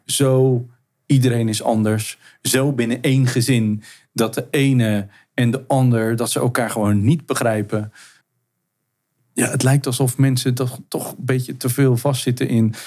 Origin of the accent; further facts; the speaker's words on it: Zeeland, Netherlands; Ik, ik ben in, in Zeeland eh, ben ik geboren en opgegroeid